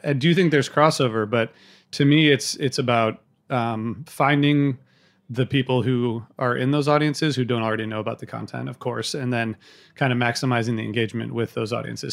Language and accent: English; Midwest, United States; I grew up in the Midwest